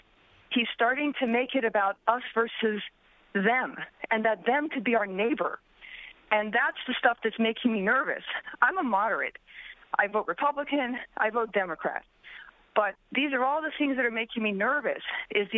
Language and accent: English; Iran; now in West Hartford, United States; I grew up in Iran